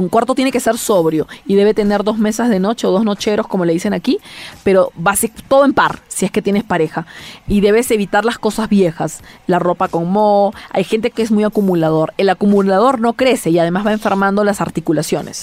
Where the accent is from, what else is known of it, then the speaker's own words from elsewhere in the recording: Peru; yo hago Feng Shui en mi país